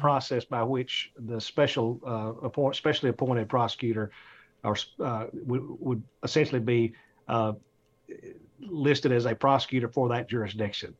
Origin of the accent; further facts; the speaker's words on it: Atlanta, Georgia, United States; I'm from Atlanta.